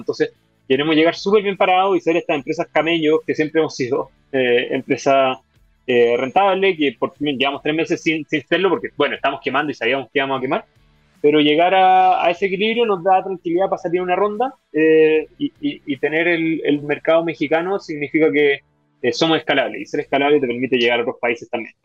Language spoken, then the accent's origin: Spanish; Chile; como chileno